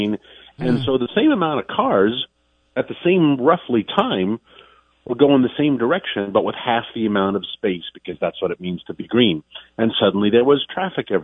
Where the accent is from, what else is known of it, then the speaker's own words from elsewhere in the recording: New York City, New York, United States; moved away; I am originally from New York